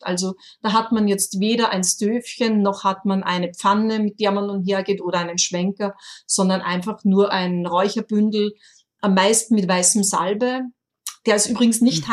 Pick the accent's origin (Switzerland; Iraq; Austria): Austria; accent: Austrian dialect; mit meinem österreichischen Dialekt